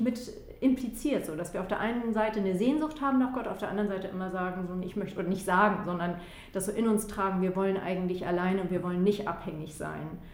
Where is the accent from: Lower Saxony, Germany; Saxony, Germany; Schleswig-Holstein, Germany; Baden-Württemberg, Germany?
Schleswig-Holstein, Germany; Flensburg; da, wo ich herkomme, äh, also ich komme von der flensburgischen, äh, also von der deutsch-dänischen Grenze aus Flensburg